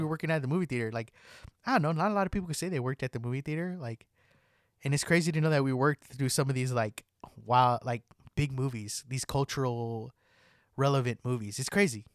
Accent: California, United States; growing up in California

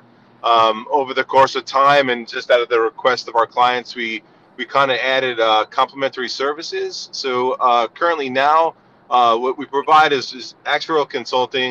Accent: Northeast Coast, United States; accent: East Coast; moved away as an adult; also born or lived in California; now in New Jersey, United States; I'm originally from the East Coast, the Northeast Coast

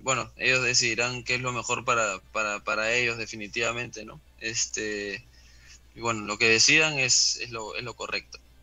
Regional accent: Peru; como peruanos

